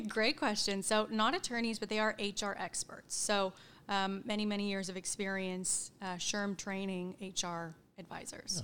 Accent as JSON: {"language": "English", "town": "Edmond", "region": "Oklahoma", "country": "United States", "tie": "born or raised there", "also_born_or_lived": "Stillwater, Oklahoma", "said": "I grew up in Edmond, Oklahoma. Um, been there my whole life"}